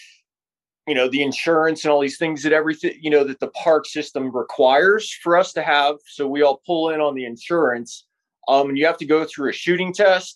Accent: Pittsburgh, Pennsylvania, United States; I grew up here in Pittsburgh

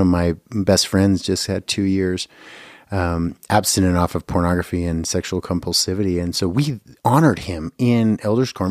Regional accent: Bountiful, Utah, United States; also born or lived in California; now in Boise, Idaho, United States; originally born in California, but I grew up in Bountiful, Utah

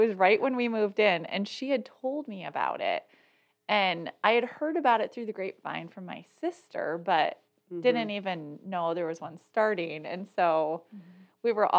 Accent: Spring Arbor, Michigan, United States; also born or lived in California; I grew up in Spring Arbor. My dad's a professor at the university, okay. And just you know went to the Free Methodist Church since I was born

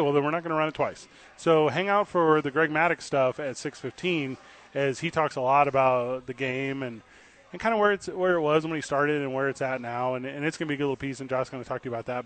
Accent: Midwest, United States; moved away; I grew up like in the Midwest

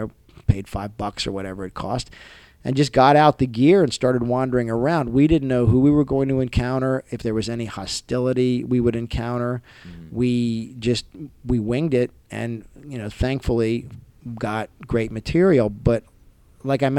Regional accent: Maryland, United States; accent: Maryland; I'm from Maryland. I have a Maryland accent.

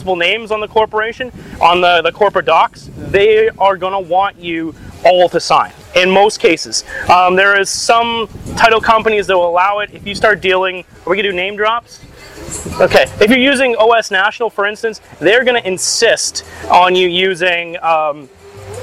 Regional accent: Canada; as Canadians

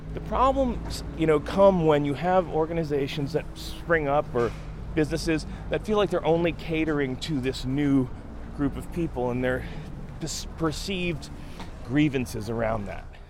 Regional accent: New York City, New York, United States; moved away as an adult; also born or lived in New Paltz, New York; now in Hudson Valley, United States; I came from Brooklyn, uh, and I came in '96 uh, and moved up here. I had gone to school in New Paltz, and I'd moved back to the city where I grew up

